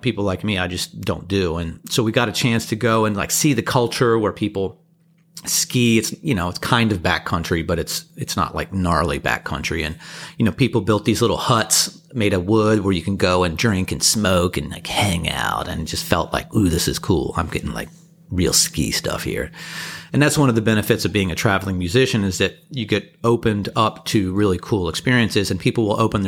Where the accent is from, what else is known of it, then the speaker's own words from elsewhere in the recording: East Coast, United States; I grew up on the East Coast